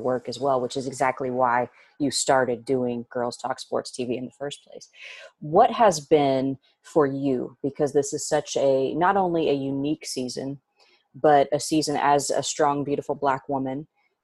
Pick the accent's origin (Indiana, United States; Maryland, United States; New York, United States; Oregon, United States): Indiana, United States; I'm born and raised in Indiana